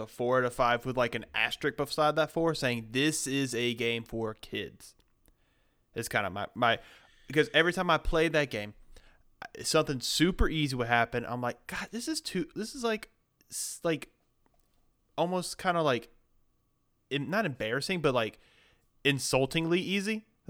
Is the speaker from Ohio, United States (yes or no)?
no; Bainbridge, Georgia, United States; I'm from Bainbridge, Georgia.